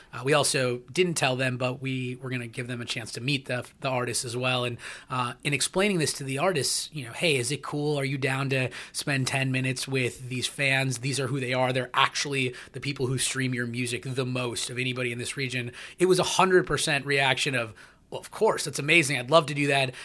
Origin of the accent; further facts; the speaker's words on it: Minneapolis, Minnesota, United States; my hometown of Minneapolis